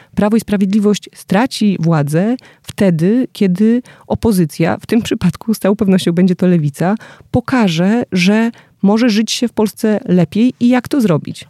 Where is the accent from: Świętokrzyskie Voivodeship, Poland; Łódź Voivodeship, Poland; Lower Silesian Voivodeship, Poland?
Lower Silesian Voivodeship, Poland; Wrocław; ja jestem z Wrocławia